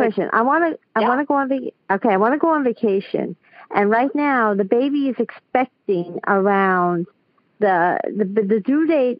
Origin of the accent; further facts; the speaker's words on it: New York City, New York, United States; I'm from Queens, New York.